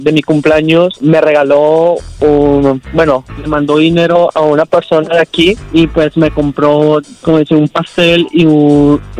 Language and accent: Spanish; Mexico; accent: Colombian; No, yo soy mexicano.